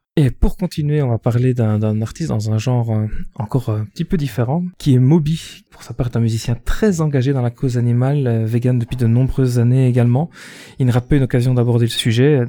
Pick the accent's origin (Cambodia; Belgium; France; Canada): Belgium; accent: Belgian; je suis belge